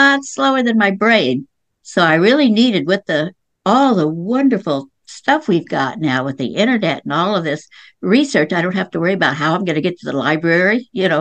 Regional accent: Lawton, Oklahoma, United States; I was born and raised in Lawton, Oklahoma, which is right outside the Fort Sill Indian Reservation

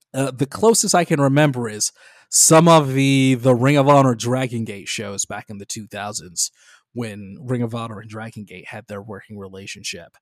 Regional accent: Detroit, Michigan, United States; my hometown of Detroit, Michigan

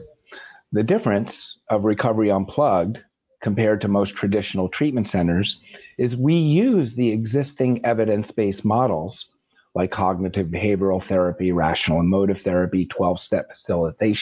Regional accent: the Catskills, New York, United States; I grew up in the Catskills

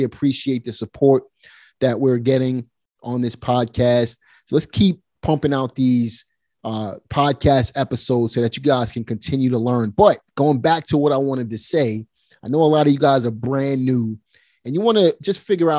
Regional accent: Brooklyn, New York, United States; So I grew up right in Red Hook.

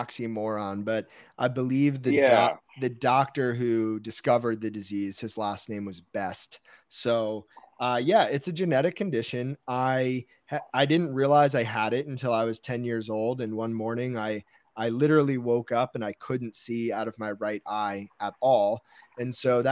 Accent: Westfield, New Jersey, United States; I grew up in Westfield, New Jersey, which is kind of in the middle of the state

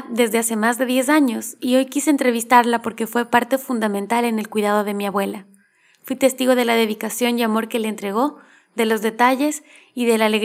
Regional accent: Cotacachi, Imbabura, Ecuador; moved away; also born or lived in Quito; Cotacachi es del pueblo de donde yo soy, ahí en Ecuador.

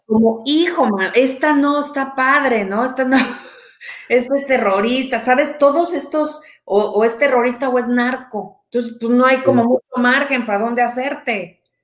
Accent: Mexico; moved away as an adult; now in Canada; soy mamá, soy soltera, eh, mexicana, hecha en México, hasta donde sé, 100% hecho en México

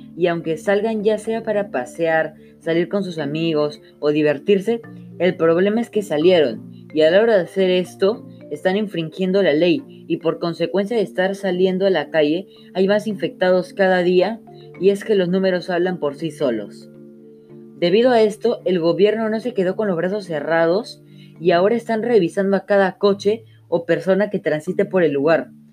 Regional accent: Peru; como peruanos que somos

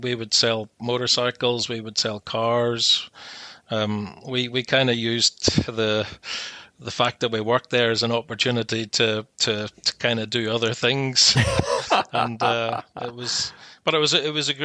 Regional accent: Coleraine, Northern Ireland, United Kingdom; moved away as an adult; also born or lived in Belfast / Glasgow / Australia / Hong Kong; now in United States; we lived in Coleraine, up on the north coast. Grew up in a council housing estate called Ballysally until I was about 9 years old

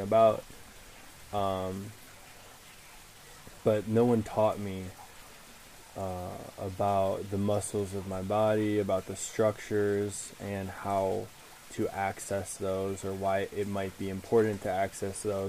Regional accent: suburbs of Chicago, Illinois, United States; I was born in Chicago and I was raised in the suburbs of Chicago, 45 minutes north towards Milwaukee, Wisconsin

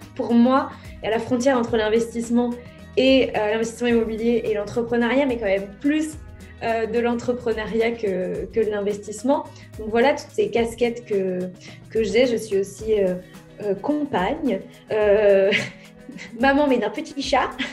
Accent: Courcouronnes, Île-de-France, France; Je suis née à Courcouronne dans l'Essonne le 8 avril 1987.

